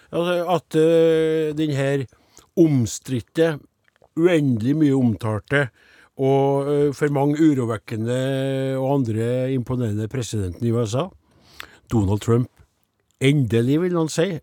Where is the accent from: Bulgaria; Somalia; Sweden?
Sweden; Norwegian is a second language; Jeg er svensk, men jeg henger ikke helt med her.